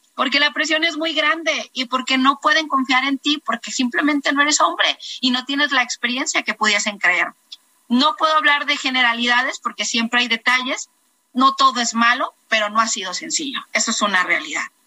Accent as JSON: {"language": "Spanish", "town": "Tepic", "region": "Nayarit", "country": "Mexico", "said": "yo soy Nayarita, soy de Tepic y soy de Raíz Cora."}